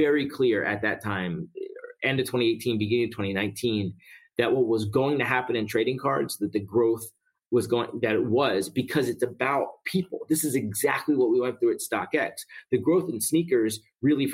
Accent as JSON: {"language": "English", "town": "Philadelphia", "region": "Pennsylvania", "country": "United States", "tie": "born or raised there", "also_born_or_lived": "Atlanta / New York", "moved": "as an adult", "said": "I grew up in Philly."}